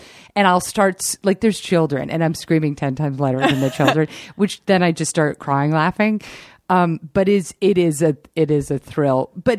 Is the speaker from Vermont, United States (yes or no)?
no; New York, United States; growing up on the East Coast, like, I hated Los Angeles.